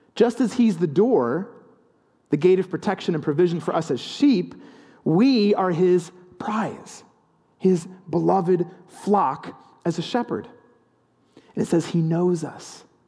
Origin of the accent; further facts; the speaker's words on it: the English countryside, England, United Kingdom; growing up in the English countryside, there are a lot of sheep